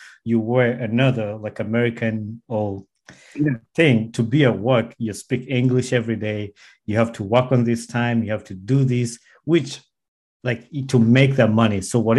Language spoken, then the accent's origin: English; Uganda; moved away; when we grew up in Uganda, nobody talks about saving money.